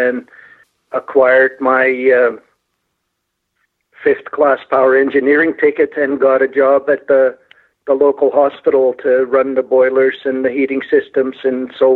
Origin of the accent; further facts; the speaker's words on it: Amsterdam, North Holland, Netherlands; moved away as an adult; also born or lived in Calgary, Canada; now in Alberta, Canada; I was born and raised in Holland, the Netherlands, big town, Amsterdam, big city, I guess. Immigrated to Canada in 1972, just a few days after my 20th birthday.